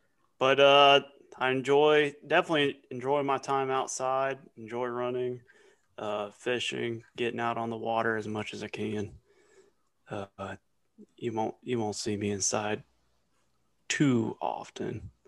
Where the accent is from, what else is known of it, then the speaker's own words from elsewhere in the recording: Galveston County, Texas, United States; Born and raised in Galveston County. Moved up to Ranger College, where I met Barry.